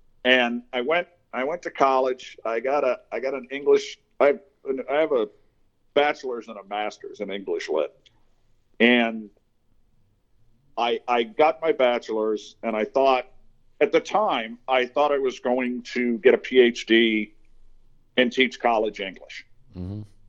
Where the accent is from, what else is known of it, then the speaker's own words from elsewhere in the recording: Fall River, Massachusetts, United States; I was born where I live now in Fall River, Massachusetts. It's a post-industrial city of about 90,000, but I was born in 1957